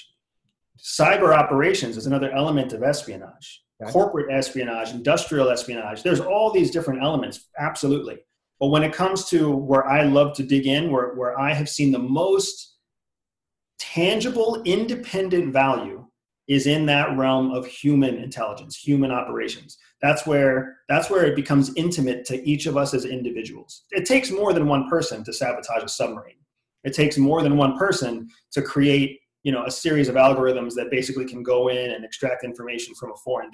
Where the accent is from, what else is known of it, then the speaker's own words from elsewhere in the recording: Pennsylvania, United States; moved away as an adult; I grew up in Pennsylvania